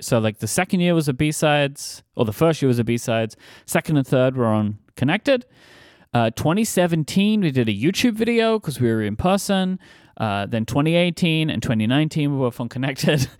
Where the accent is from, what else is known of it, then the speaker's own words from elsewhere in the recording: London, United Kingdom; accent: Cockney; my hometown